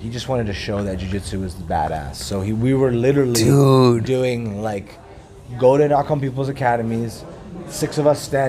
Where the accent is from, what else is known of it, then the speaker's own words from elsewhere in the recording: Vancouver, British Columbia, Canada; moved away as an adult; also born or lived in Costa Rica / Boston; now in New York, United States; But I was brought up in Vancouver. I went to school in Vancouver